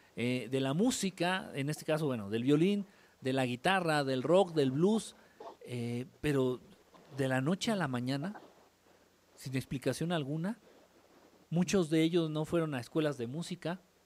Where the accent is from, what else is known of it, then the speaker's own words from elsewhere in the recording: Mexico City, Mexico; moved away; soy chilango de nacimiento, pero norteño de adopción